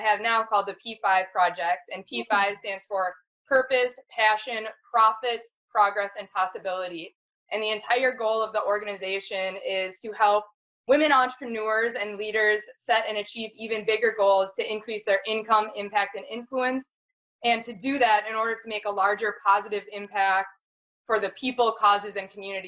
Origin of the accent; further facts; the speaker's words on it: Green Bay, Wisconsin, United States; I'm originally from Green Bay. My husband Matt and I are both from Green Bay, Wisconsin.